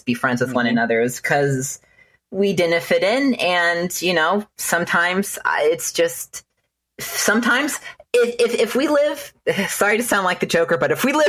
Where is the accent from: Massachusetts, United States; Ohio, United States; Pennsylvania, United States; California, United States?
California, United States; Inland Empire, Southern; now in Texas, United States; I'm from Southern California. I'm from the Inland Empire